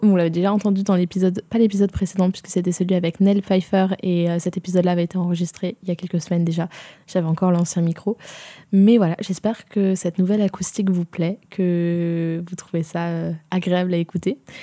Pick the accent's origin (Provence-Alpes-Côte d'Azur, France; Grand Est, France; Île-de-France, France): Provence-Alpes-Côte d'Azur, France; j'ai grandi en province et j'ai grandi en Provence même.